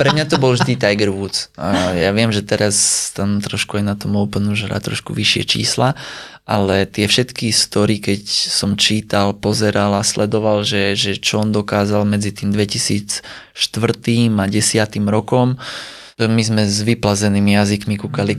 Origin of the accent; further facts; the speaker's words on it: Sliač, Banská Bystrica Region, Slovakia; also born or lived in Bratislava; začal som pôsobiť po víkendoch najmä u nás na Sliači